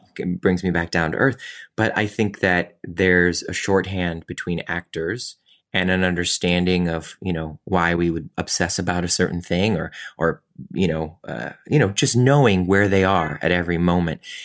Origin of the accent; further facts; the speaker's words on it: Cleveland, Ohio, United States; moved away; also born or lived in New York; I was from Cleveland